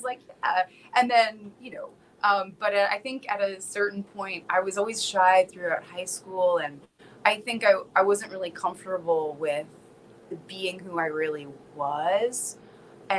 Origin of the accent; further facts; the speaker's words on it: South Florida, United States; moved away; I'm originally from South Florida